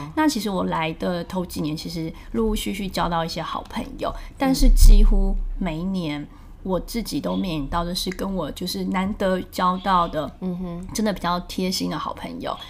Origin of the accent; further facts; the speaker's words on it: Taiwan; moved away as an adult; now in New York, United States; 因为毕竟是我们是台湾长大的小孩，嗯。在台湾工作过